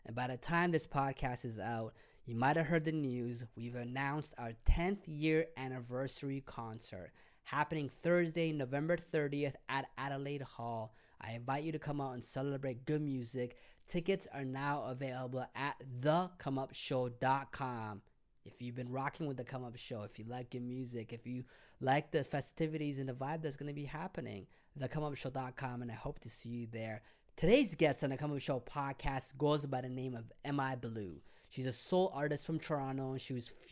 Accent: Eritrea; I am also Eritrean

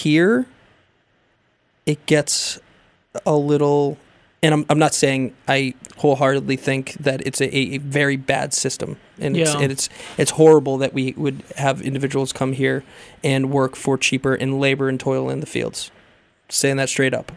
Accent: United States; as an American.

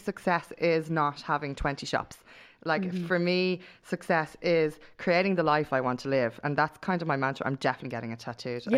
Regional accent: Dublin, Leinster, Ireland; part of my hometown

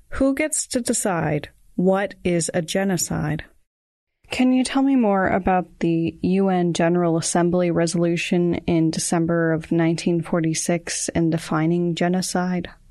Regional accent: United States; Growing up in the United States

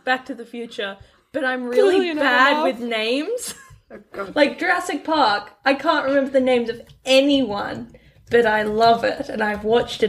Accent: Australia; We're Australian

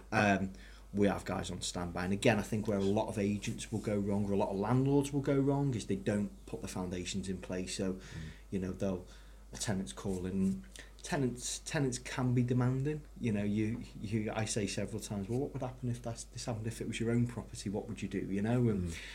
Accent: Ellesmere Port, North West England, United Kingdom; I'm originally from Ellesmere Port

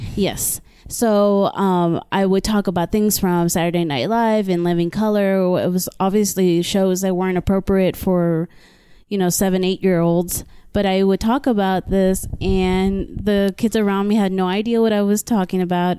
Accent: Brownsville, Texas, United States; I am from a border town named Brownsville, Texas

